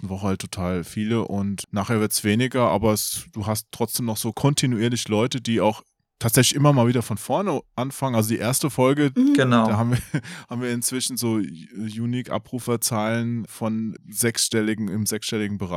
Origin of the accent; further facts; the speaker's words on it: Hesse, Germany; Ich bin aus Hessen, ich bin aus der Ecke, deswegen.